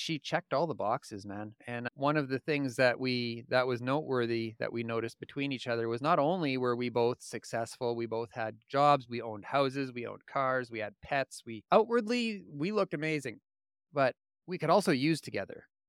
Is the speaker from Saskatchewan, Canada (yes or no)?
yes; Indian Head, Saskatchewan, Canada; also born or lived in Regina, Saskatchewan; I was born in Regina, Saskatchewan. I spent the first eight years of my life in a small town called Indian Head, Saskatchewan, and from that point on, we bounced all over the province